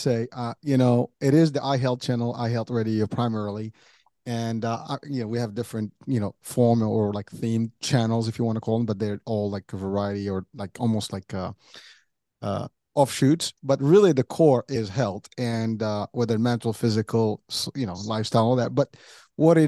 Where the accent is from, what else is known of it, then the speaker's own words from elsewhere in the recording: New York, United States; also born or lived in Pennsylvania; now in Central New Jersey, United States; I'm from New York, so, you know, the pace is very high